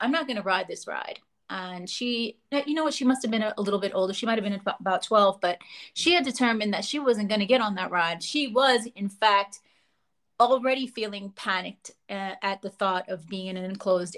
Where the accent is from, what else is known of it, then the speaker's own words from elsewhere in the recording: New York City, New York, United States; also born or lived in Lower East Side, New York City; I did grow up in the Bronx. And I was born on the Lower East Side